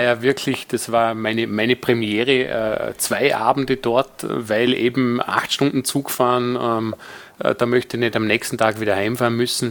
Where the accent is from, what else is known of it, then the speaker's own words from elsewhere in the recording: Vorarlberg, Austria; als Vorarlberger